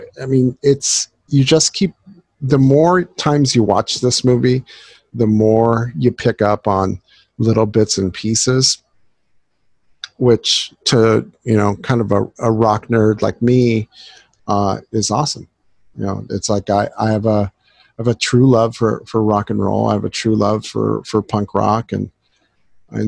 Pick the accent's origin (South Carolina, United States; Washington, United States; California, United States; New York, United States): California, United States; Southern; growing up in Southern California